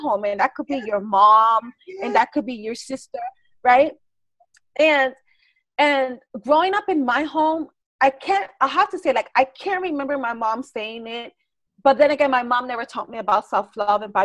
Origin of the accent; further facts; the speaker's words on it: New York City, New York, United States; I grew up in the Bronx